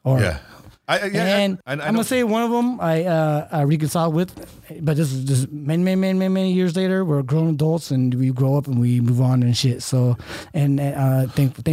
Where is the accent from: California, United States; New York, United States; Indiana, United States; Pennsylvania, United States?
California, United States; Fremont; also born or lived in Hayward, California / Union City, California / Empire, California; then kind of moved to in Fremont